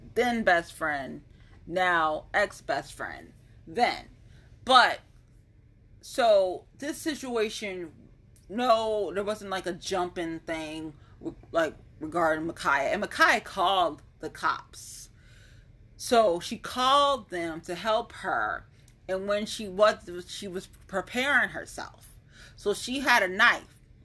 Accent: Ohio, United States; born or raised there

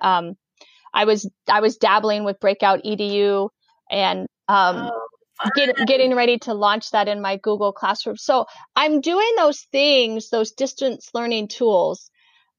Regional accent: Oregon, United States; that Oregon life. I'm from Oregon. I have chickens in my yard

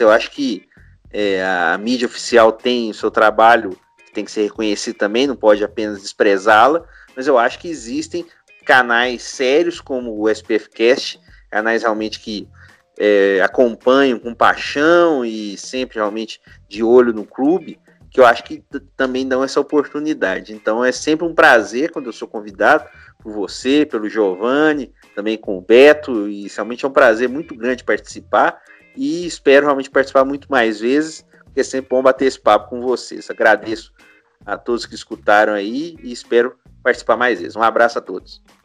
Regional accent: São Paulo, Brazil; now in Minas Gerais, Brazil; eu nasci em São Paulo, mas eu moro aqui há muito tempo em Minas.

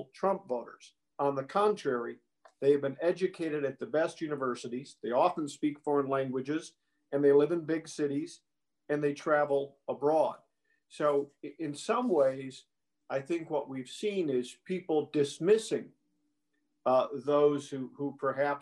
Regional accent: Wisconsin, United States; my home state of Wisconsin

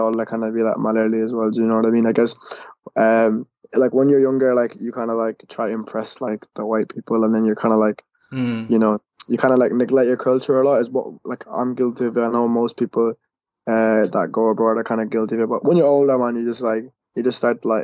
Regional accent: Ireland; also born or lived in Kuwait; I was born in Kuwait, and I moved to Ireland like in 2004, so around when I was like 5

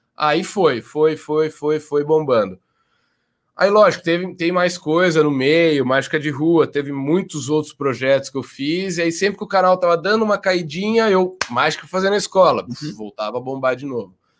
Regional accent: Jaú, São Paulo, Brazil; moved away as an adult

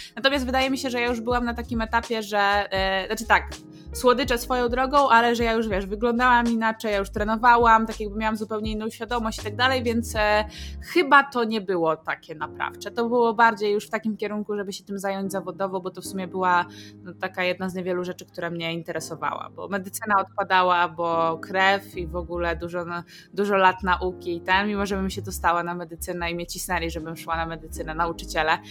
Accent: Hrubieszów, Lublin Voivodeship, Poland; pochodzimy z Churbieszowa

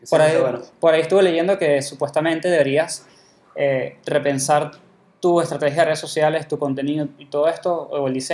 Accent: Venezuela; los dos somos venezolanos.

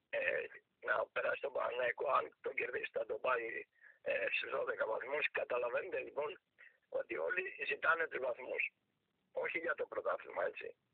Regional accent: Athens, Attica, Greece; γεννήθηκα και στη Λοφόρο Αλεξάνδρας δίπλα από τον Παναθηναϊκό

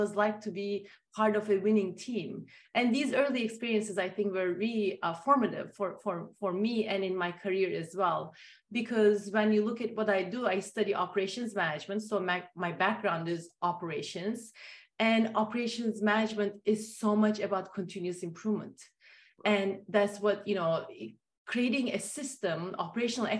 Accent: Turkey; moved away; growing up in Turkey

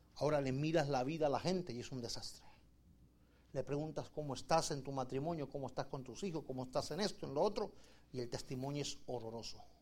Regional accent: Argentina; moved away; yo vengo de Argentina

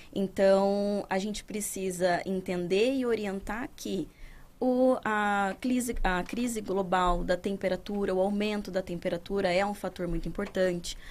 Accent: interior of São Paulo, Brazil; moved away; lá na minha cidade, que eu sou do interior de São Paulo, uhum. não sou daqui

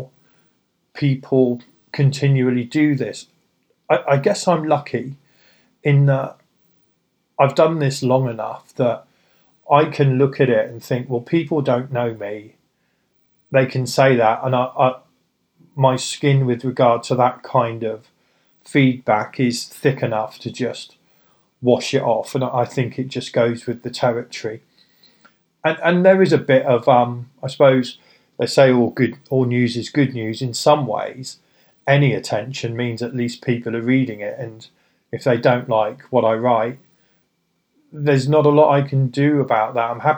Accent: United Kingdom; I'm British

